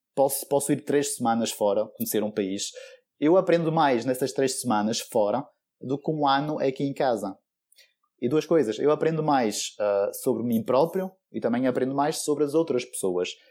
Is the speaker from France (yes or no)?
yes; France; moved away as an adult; now in Guimarães, Portugal; eu nasci em França